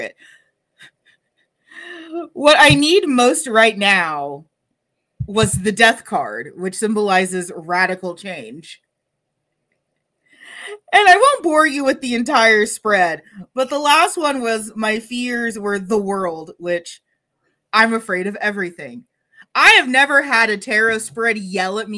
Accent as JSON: {"language": "English", "region": "North Texas", "country": "United States", "said": "I'm from North Texas"}